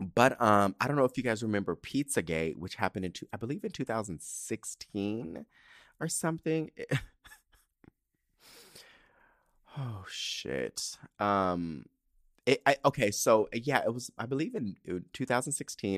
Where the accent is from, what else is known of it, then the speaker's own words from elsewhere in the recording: San Diego, California, United States; I grew up in San Diego, I grew up in Southern California